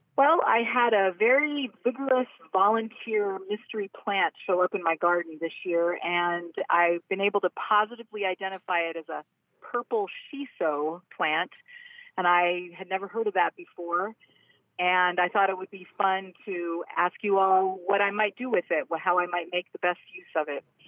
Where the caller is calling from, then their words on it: Maryland, United States; I'm calling from, uh, Maryland, in between Baltimore and D C